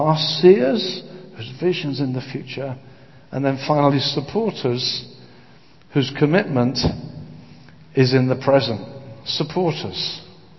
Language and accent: English; Brighton and Hove, South East England, United Kingdom; I come from Brighton and Hove